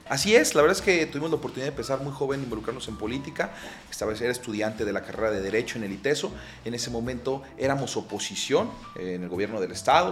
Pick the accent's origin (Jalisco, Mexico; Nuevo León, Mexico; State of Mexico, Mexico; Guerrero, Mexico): Jalisco, Mexico; Guadalajara; also born or lived in Mexico City; yo soy tapatío, mi ascendencia de, mi familia es de la zona de la ribera del lago de Chapala, pero yo soy nacido, criado y avecinado aquí en la ciudad de Guadalajara